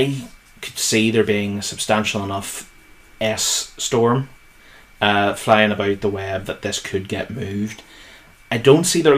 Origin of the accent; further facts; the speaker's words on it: Northern Ireland, United Kingdom; we're from Northern Ireland